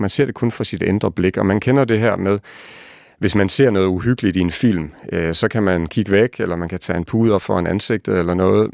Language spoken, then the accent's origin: Danish; Lemvig, Central Denmark Region, Denmark; moved away; also born or lived in Copenhagen; den egen, hvor jeg selv er vokset op